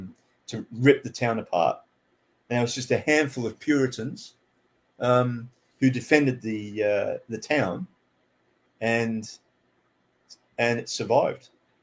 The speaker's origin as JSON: {"language": "English", "country": "Canada", "tie": "born or raised there", "also_born_or_lived": "England", "moved": "as an adult", "lives_now": "Sydney, Australia", "said": "I actually live in Sydney, Australia at the moment. I was born in England, and then when I was about 10, moved to Canada, lived there for 10 years, went to high school there, and then moved here when I was about 18."}